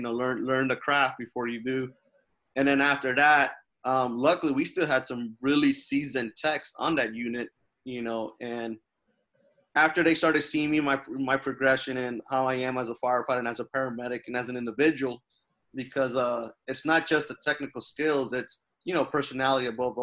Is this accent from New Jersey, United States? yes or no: yes; New Jersey, United States; moved away; also born or lived in Jacksonville, Florida; growing up in New Jersey, one of my best friends, he worked at the fire department